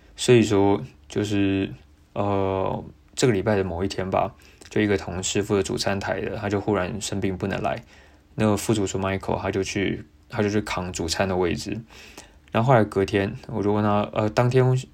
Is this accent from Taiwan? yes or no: yes; Taiwan; now in Melbourne, Australia; 我来自台湾